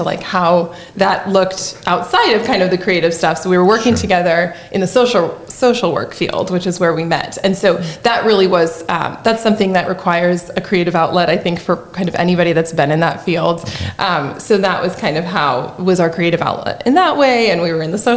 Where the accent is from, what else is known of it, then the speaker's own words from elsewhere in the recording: San Luis Obispo, California, United States; moved away as an adult; now in Southern Illinois, United States; I'm from San Luis Obispo, and I moved here 12 years ago